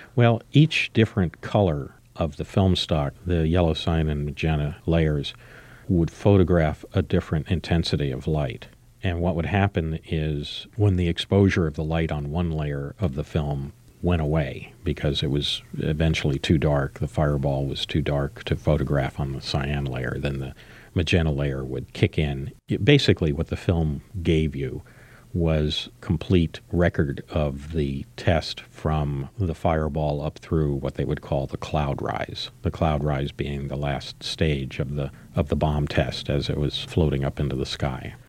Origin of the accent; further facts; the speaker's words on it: United States; I was really the only American in the room